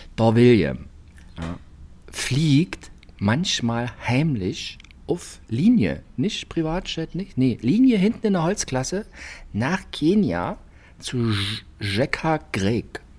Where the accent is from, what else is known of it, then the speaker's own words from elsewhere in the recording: Karl-Marx-Stadt District, today Saxony, Germany; Ich bin noch nicht aus Sachsen, ich bin aus dem Bezirk Karl-Marx-Stadt